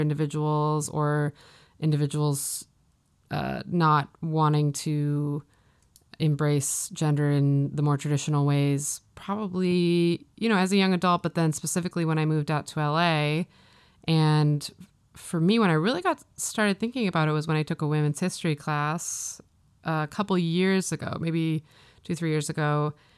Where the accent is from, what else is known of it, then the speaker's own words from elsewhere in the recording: Midwest, United States; moved away as an adult; also born or lived in Maine; now in Los Angeles, United States; I grew up in the Midwest